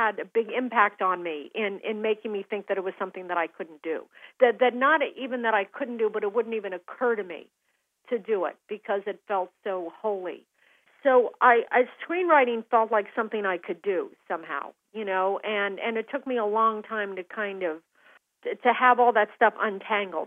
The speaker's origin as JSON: {"language": "English", "town": "Aspen", "region": "Colorado", "country": "United States", "tie": "born or raised there", "said": "growing up in Aspen"}